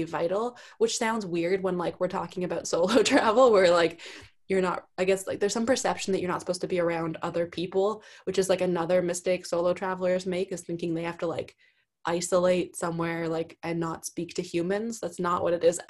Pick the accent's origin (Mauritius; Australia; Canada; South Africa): Canada; accent: heavy O when I say sorry; also born or lived in East Coast of Canada; I'm from Canada